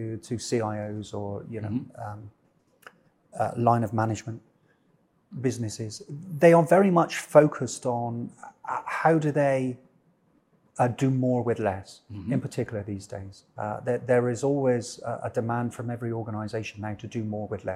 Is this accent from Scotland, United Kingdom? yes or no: no; Bristol, South West England, United Kingdom; moved away as an adult; I was born in the UK, born in the Southwest in a place called Bristol, spent about 18, 20 years of my life there, grew up there